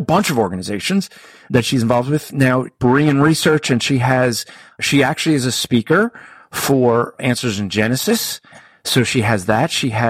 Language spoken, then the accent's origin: English; New Jersey, United States; I'm from Jersey.